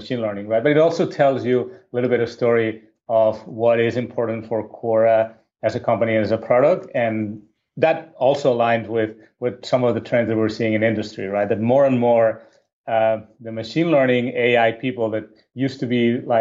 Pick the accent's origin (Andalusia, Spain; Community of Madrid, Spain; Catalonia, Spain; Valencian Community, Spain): Catalonia, Spain; Barcelona; moved away as an adult; I'm originally from Barcelona, Spain